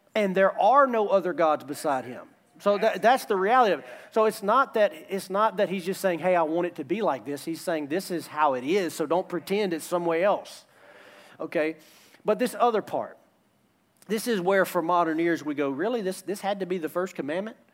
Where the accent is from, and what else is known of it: United States